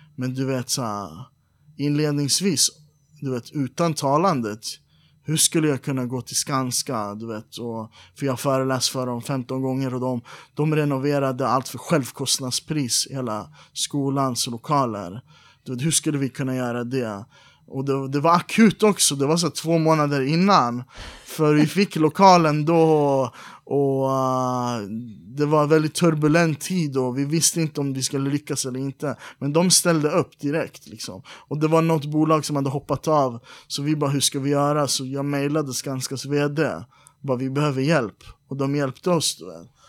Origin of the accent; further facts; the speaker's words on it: Iran; now in Sweden; Vi är alla iranier